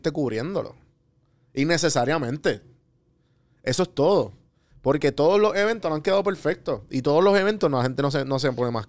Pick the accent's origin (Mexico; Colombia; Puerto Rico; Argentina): Puerto Rico; Soy puertorriqueño.